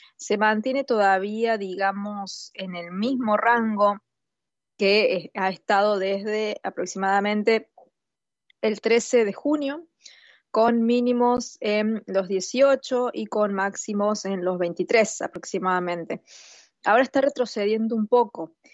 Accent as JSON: {"language": "Spanish", "country": "Argentina", "said": "como argentina"}